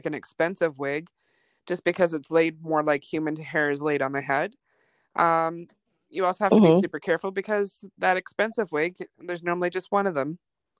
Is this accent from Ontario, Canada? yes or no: no; Vancouver, British Columbia, Canada; also born or lived in Germany; I did. My teenage years, I grew up in Vancouver. I'm an Army brat, so my dad was in the military, and I was born in Germany.